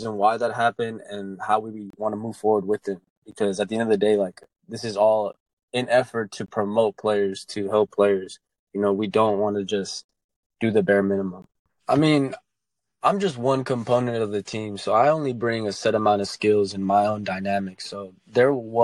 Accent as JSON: {"language": "English", "town": "Dallas", "region": "Texas", "country": "United States", "tie": "born or raised there", "said": "I'm from Dallas, Texas. I grew up here."}